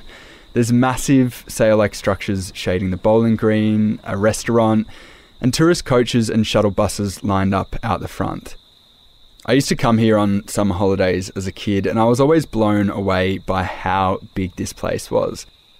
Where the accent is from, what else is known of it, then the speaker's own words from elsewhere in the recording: Echuca, Victoria, Australia; And I knew from my family growing up around Echuca and Moama, which is on the border of New South Wales and Victoria